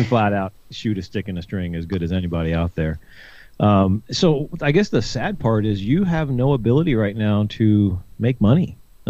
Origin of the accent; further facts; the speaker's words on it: Ohio, United States; moved away as an adult; I was born and raised there